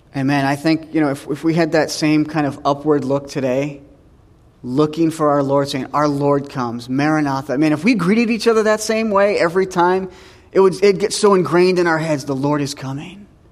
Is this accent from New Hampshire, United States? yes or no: yes; New Hampshire, United States; moved away; I'm from New Hampshire